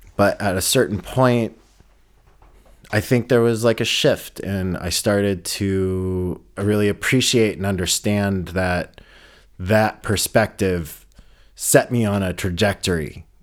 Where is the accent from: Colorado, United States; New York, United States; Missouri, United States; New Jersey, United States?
Colorado, United States; Boulder; now in Berlin, Germany; I grew up in Boulder, Colorado, and it was predominantly white